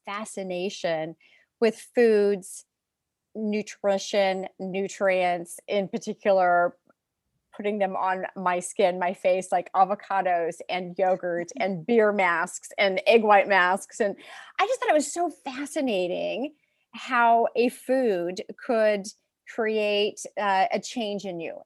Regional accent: San Francisco Bay Area, California, United States; I am from California, from the San Francisco Bay Area. I grew up in, in the Bay Area

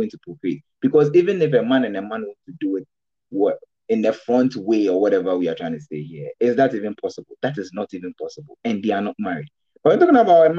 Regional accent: Ghana; I can decide to get married in Ghana as a Ghanaian

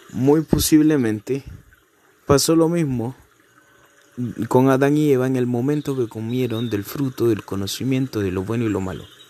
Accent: Venezuela; moved away; mi país natal, Venezuela. Digamos que cuando todo empezó yo era un niño

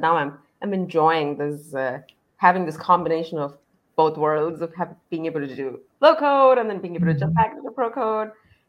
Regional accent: Dallas, Texas, United States; I am from Dallas, Texas

